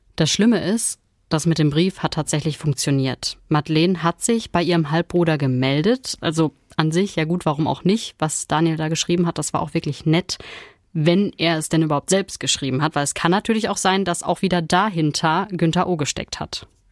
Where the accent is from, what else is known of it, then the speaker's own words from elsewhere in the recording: Ruhr area, North Rhine-Westphalia, Germany; war aber schon länger hier bei uns im Ruhrgebiet